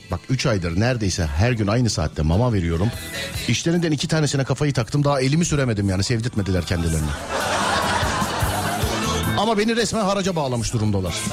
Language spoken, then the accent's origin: Turkish; Samsun, Turkey; Samsunluyum. Fındık fidanı gönderirdim.